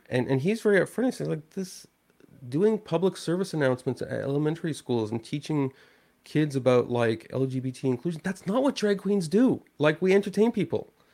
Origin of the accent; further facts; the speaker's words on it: Canada; I'm a Canadian.